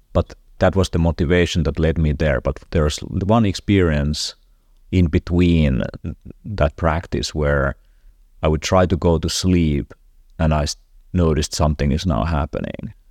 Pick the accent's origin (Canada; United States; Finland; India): Finland; I'm from Finland